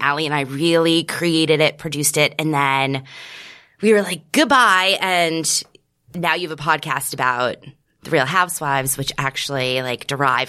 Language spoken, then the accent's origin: English; New York City, New York, United States; also born or lived in Bergen County, New Jersey; I'm from New York City.